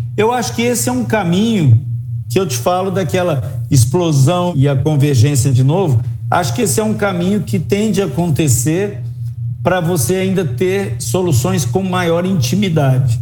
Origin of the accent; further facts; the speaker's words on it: Uberlândia, Minas Gerais, Brazil; moved away as an adult; also born or lived in Brasília; Eu sou de Uberlândia, eu tive que me mudar para Brasília